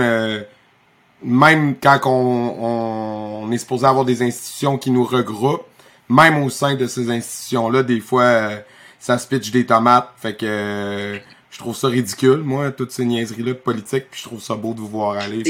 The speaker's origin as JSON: {"language": "French", "town": "Victoriaville", "region": "Quebec", "country": "Canada", "tie": "born or raised there", "said": "j'ai été une fois à Canpo Victoriaville parce que je voulais aller faire un tournoi pour le fun dans ma ville natale"}